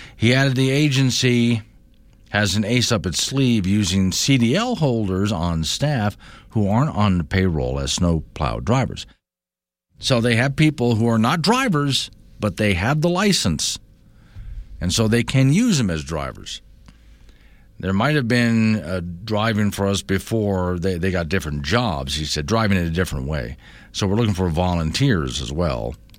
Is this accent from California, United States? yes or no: no; Sanibel, Florida, United States; now in Wyoming, United States; That's where I'm from, it's where I grew up